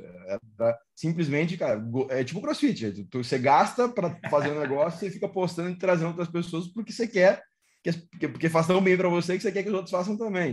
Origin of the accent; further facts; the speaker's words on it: Porto Alegre, Rio Grande do Sul, Brazil; Eu sou de Porto Alegre